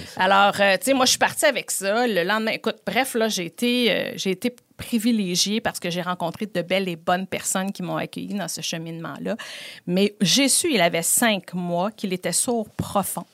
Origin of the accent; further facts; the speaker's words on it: Quebec City, Quebec, Canada; je suis originaire de Beauport